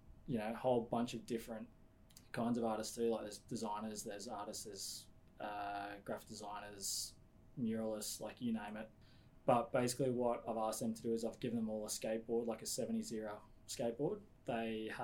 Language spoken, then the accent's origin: English; Australia; I was born here.